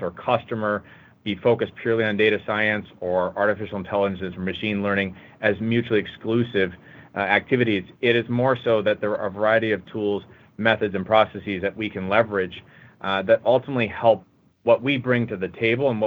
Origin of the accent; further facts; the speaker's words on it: West Coast, United States; moved away as an adult; now in Chicago, United States; I hail from the West Coast, but have been part of the Chicago Midwest team for the better part of the year here.